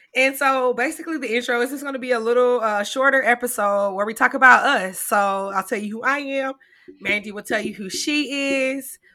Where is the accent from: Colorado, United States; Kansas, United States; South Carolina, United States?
South Carolina, United States; Greenwood; also born or lived in Philadelphia, Pennsylvania; we moved from there when I was about two years old to Greenwood, South Carolina. So I usually claim Greenwood